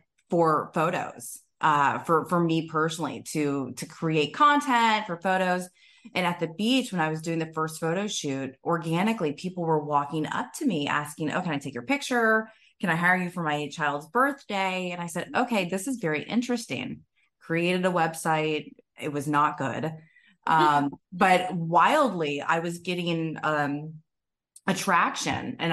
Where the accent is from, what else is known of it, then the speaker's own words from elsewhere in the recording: Tampa, Florida, United States; I was born and raised in Tampa, Florida